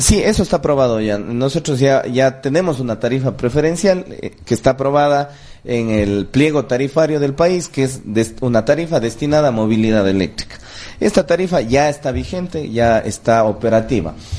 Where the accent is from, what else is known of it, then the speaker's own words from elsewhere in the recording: Cuenca, Azuay, Ecuador; los cuencanos vayamos